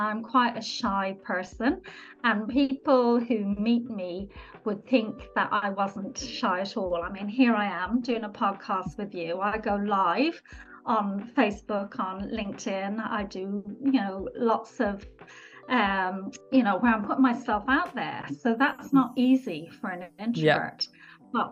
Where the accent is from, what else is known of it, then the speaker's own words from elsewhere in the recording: Ireland; accent: Irish; moved away as an adult; now in London, United Kingdom; I'm actually Irish. You probably get a little bit of my accent. I trained in Ireland as a nurse